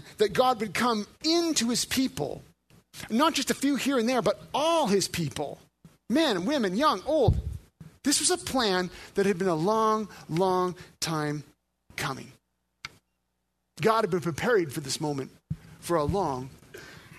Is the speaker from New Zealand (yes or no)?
no; Northern Alberta, Canada; I was raised in Northern Alberta.